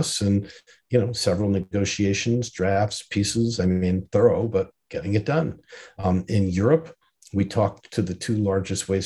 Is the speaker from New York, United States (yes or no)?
yes; New York, United States; I'm quintessentially a New York American who is worldly.